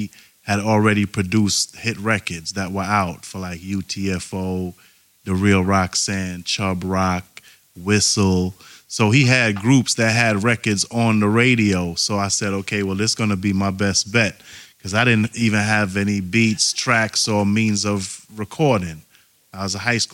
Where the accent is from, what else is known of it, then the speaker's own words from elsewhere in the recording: New York City, New York, United States; I'm from Brooklyn, from Church Avenue, 31st Street